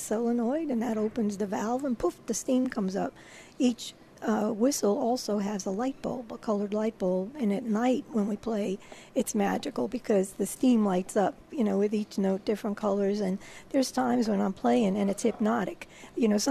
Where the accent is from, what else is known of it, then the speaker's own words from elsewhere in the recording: New Jersey, United States; moved away as an adult; now in New Orleans, United States; I grew up right on the Hudson River, across the river